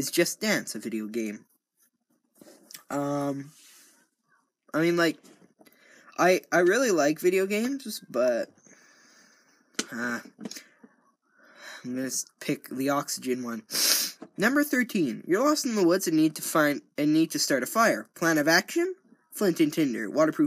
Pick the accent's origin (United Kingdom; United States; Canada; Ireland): Canada; I'm Canadian